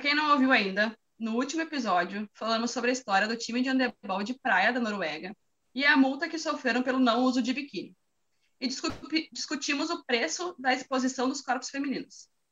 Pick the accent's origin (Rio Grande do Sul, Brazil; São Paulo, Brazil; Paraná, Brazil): Rio Grande do Sul, Brazil; sou do Rio Grande do Sul